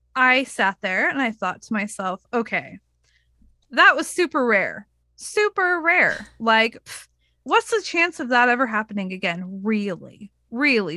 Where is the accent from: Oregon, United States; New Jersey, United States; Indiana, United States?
Oregon, United States; I told her I was from Oregon